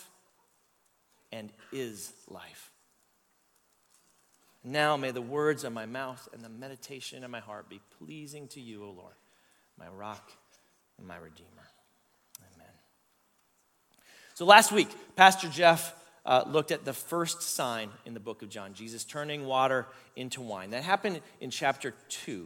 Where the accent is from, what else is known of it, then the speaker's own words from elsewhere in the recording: Canada; I'm Canadian